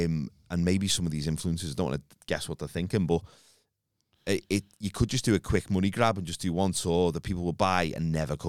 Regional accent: Liverpool, North West England, United Kingdom; accent: Scouse; They didn't know I was Scouse. A lot of them thought I was from London.

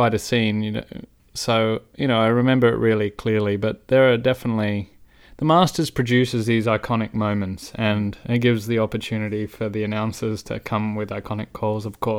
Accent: Australia; I'm a proud Aussie

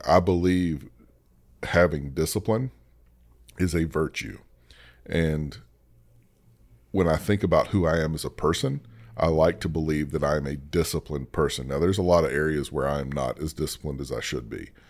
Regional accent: the South, United States; I grew up in the South

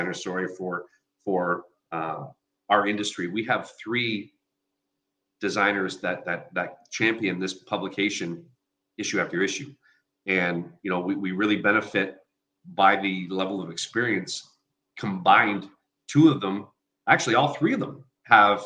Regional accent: Sarnia, Ontario, Canada; now in Windsor, Canada; growing up in Sarnia

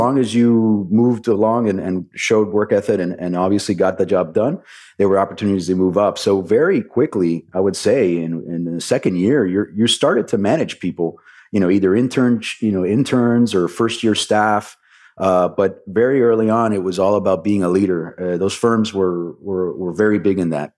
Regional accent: Miami, Florida, United States; I was born and raised in Miami

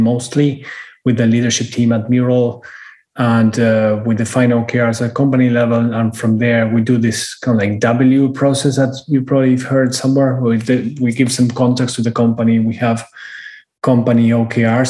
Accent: Argentina; moved away as an adult; also born or lived in United Kingdom; now in Miami, United States; born and raised in Argentina, moved to Europe when I was 30, lived in the UK for 10 years.

